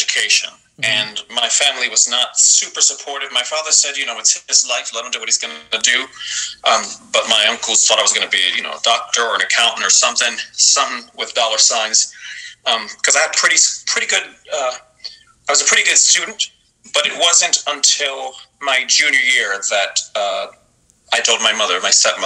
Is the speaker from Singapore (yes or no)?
no; Miami, Florida, United States; also born or lived in New York; I'm from New York originally, but I grew up in Miami, Florida